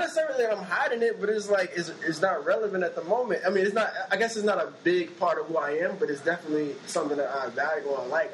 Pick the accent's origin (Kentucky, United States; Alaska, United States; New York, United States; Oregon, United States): New York, United States; New York City; I was raised in East New York